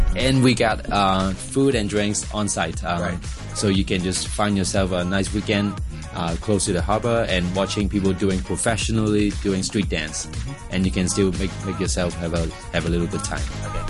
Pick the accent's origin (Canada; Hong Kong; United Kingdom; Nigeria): Hong Kong; I'm from Hong Kong